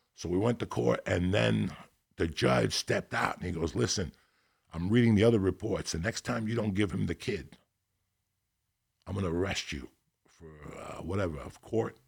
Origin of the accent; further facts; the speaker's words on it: North Bergen, New Jersey, United States; I grew up in North Bergen